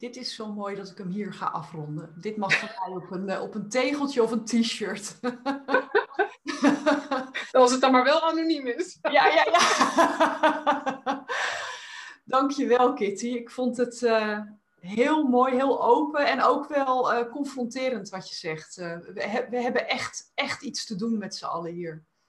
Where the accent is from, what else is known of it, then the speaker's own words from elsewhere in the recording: Netherlands; als Nederlanders